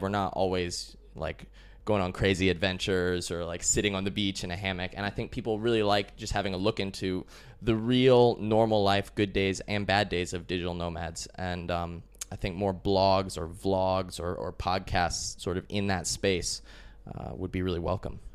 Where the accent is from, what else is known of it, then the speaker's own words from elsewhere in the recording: Colorado, United States; moved away as an adult; also born or lived in Chicago, Illinois, United States / Austin, Texas, United States; I was born in Chicago, USA. When I was really young, like three or four years old, my family moved to Colorado. I spent my whole childhood there